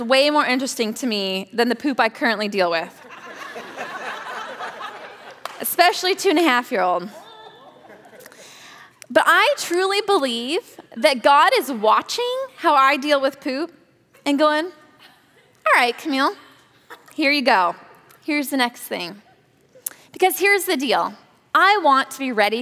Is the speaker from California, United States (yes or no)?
yes; Napa Valley, California, United States; I grew up in the Napa Valley